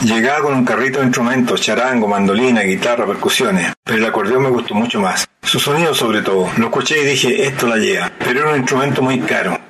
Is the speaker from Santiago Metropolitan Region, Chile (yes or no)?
yes; San Bernardo, Santiago Metropolitan Region, Chile; San Bernardo donde estoy grabando y San Bernardo es mi ciudad natal